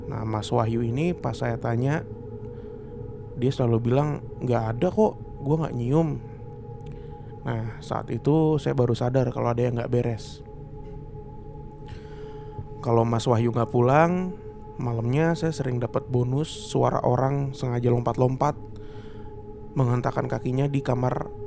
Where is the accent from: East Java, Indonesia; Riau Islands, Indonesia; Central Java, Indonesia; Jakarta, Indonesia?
East Java, Indonesia; moved away as an adult; saya ini anak daerah dari Jawa Timur dan pertama kali merantau, saya nggak mikir dua kali buat tinggal di asrama